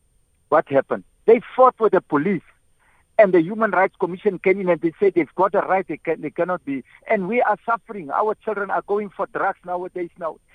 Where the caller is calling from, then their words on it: North West, South Africa; I'm here from the Northwest. I think the best solution here in South Africa for us to live a better life